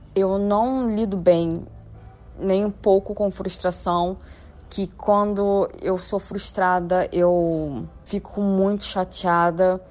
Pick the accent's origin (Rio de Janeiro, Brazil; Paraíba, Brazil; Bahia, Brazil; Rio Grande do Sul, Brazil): Rio de Janeiro, Brazil; sou da cidade do Rio de Janeiro